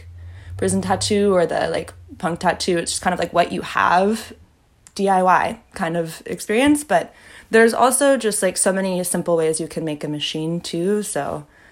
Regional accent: the Bay Area, California, United States; I'm like from the Bay. I grew up like hiking, backpacking all around California

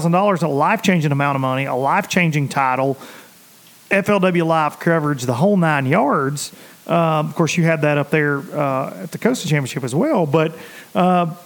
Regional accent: Tennessee, United States; I'm a redneck from Tennessee

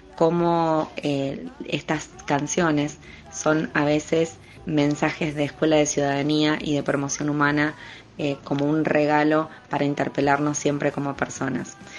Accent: Argentina

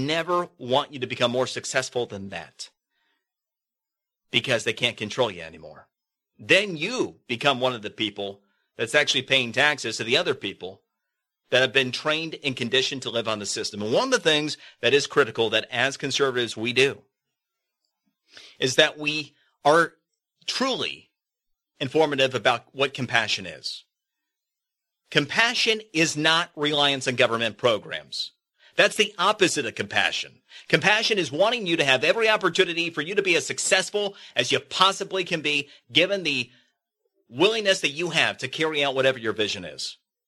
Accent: Florida, United States; In Florida, one of the debates that's been going on, my home state

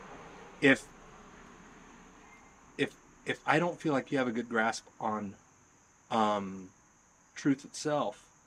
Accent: the South, United States; also born or lived in Texas / Alabama; I did a lot of growing up in the South

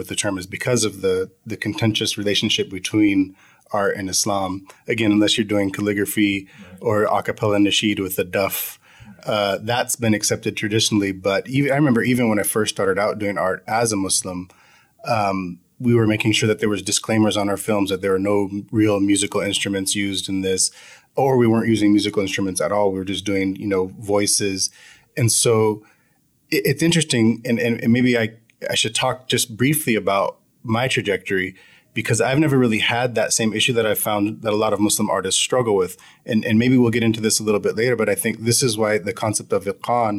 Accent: United States; I'm an American convert

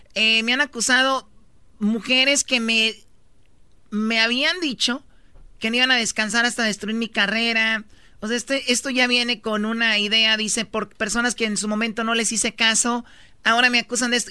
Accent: Tepatitlán, Jalisco, Mexico

